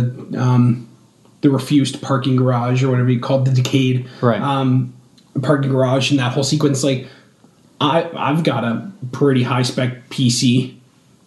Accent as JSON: {"language": "English", "country": "Canada", "said": "I'm Canadian"}